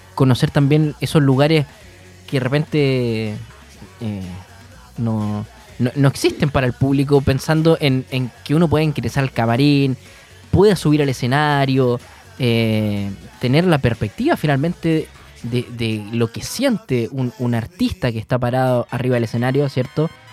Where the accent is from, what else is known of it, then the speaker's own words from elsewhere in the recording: Punta Arenas, Magallanes and Chilean Antarctica, Chile; now in Concepción, Chile; Nosotros, nosotros somos de Punta Arenas, eh, estamos hace ya un tiempo en, Concepción